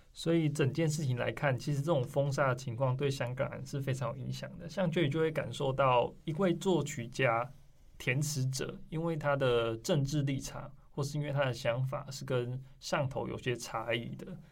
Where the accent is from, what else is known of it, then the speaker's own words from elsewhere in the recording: Taiwan; 我们台湾人